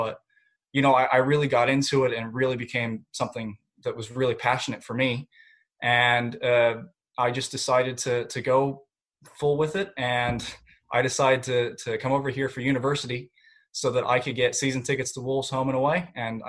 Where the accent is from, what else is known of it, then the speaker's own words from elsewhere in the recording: Southern California, United States; moved away; I actually was born and raised in Southern California